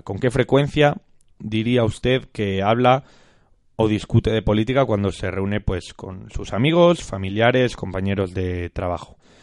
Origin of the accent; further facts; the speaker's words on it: Castile and León, Spain; somos castellanos.